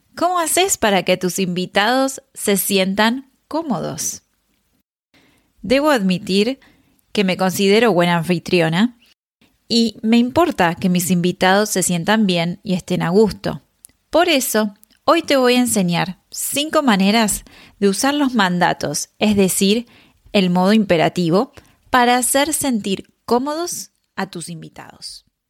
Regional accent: Argentina; en Argentina usamos vos

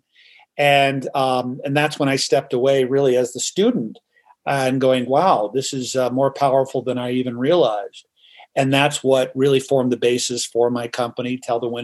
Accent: Los Angeles, California, United States; moved away as an adult; also born or lived in New York City; born and raised in Hollywood, California

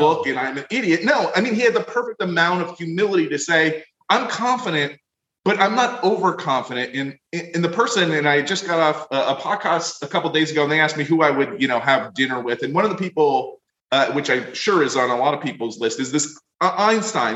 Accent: Florida, United States; I come from Florida

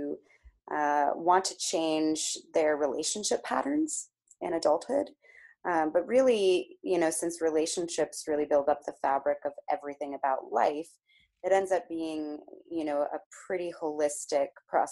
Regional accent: Palo Alto, California, United States; I grew up in Palo Alto, California, which is in the San Francisco Bay Area, right in the heart of Silicon Valley

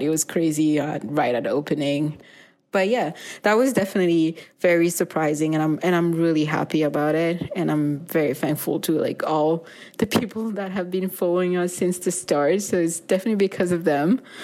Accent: Mauritius; now in Winnipeg, Canada; I grew up in Mauritius

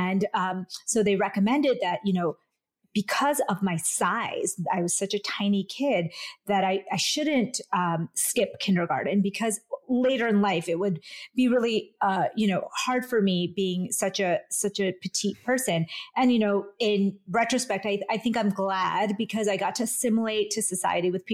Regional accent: Vadodara, Gujarat, India; now in United States; I was born in India, actually, in Western India, in the state of Gujarat, in a small town called Baroda

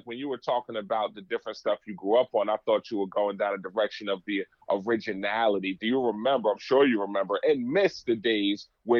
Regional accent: New York, United States; also born or lived in New Jersey; Growing up in New York, New Jersey, running back and forth all over the place doing shows.

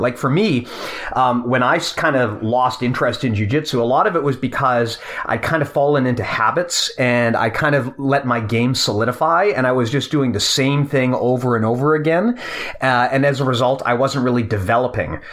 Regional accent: Canada; as a Canadian

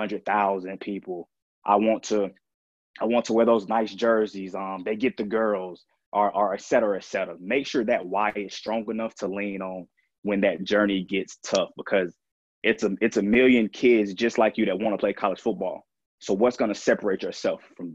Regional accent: Durham, North Carolina, United States; growing up in Durham

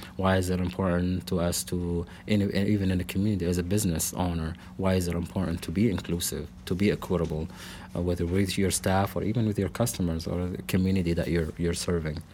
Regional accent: Lebanon; moved away as an adult; also born or lived in Salt Lake City, Utah / Portland / Iowa; now in Springfield, Missouri, United States; I was born and raised in Lebanon. That is the country, not the town nearby here.

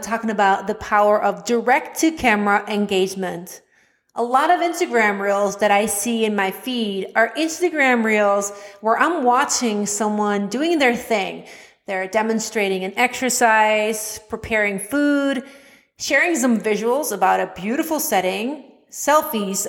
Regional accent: Netherlands; accent: Dutch; English is a second language; I was self-conscious about my Dutch accent

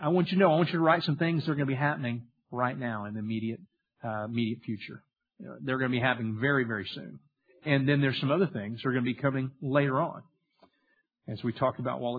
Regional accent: Louisiana, United States; I grew up in Louisiana, and we had a little small farm

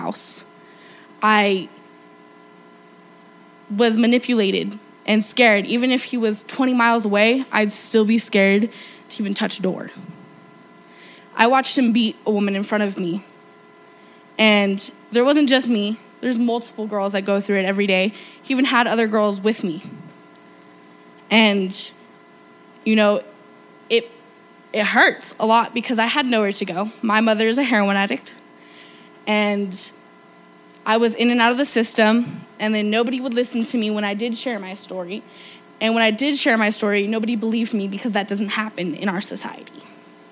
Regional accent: New Mexico, United States; I was raised here in New Mexico

